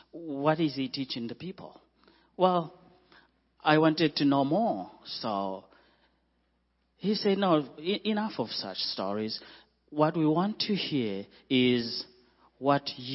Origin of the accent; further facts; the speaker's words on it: Zimbabwe; moved away as an adult; also born or lived in Zambia / Mozambique / Malawi; We are from Zimbabwe